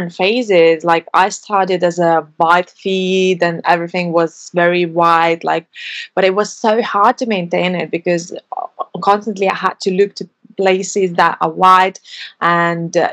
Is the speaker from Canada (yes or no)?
no; Lithuania; moved away as an adult; now in London, United Kingdom; I'm originally from Lithuania, but live in London for over 7 years